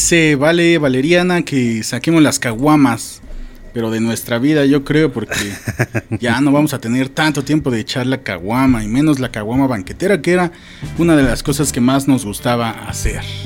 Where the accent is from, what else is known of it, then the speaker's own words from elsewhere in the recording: Mexico City, Mexico; de allá somos, de Iztapalapa